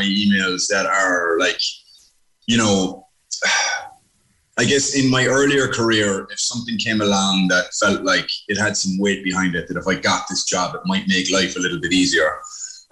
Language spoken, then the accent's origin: English; Cork, Munster, Ireland; also born or lived in New York, United States; I was actually born in New York, and. My folks had moved to New York to make a bit of dollar when that was the time to do it. And I popped out, and 9 years later, we came back to Cork. So we were living in Ballinlock.